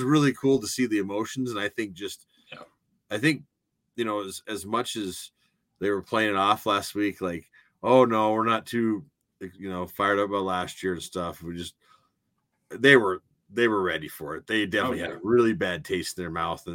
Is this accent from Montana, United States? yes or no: yes; Missoula, Montana, United States; when I was a kid growing up in Missoula